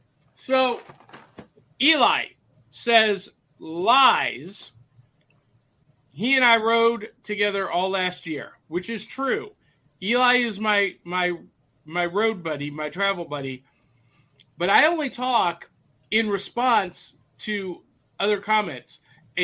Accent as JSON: {"language": "English", "region": "Midwest", "country": "United States", "tie": "born or raised there", "said": "Listen, I grew up in the Midwest."}